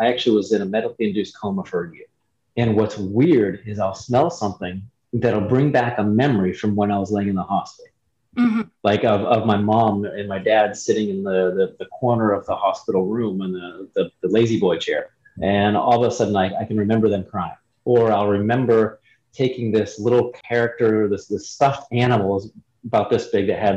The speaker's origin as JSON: {"language": "English", "region": "Ohio", "country": "United States", "tie": "born or raised there", "said": "I was born and raised in Ohio"}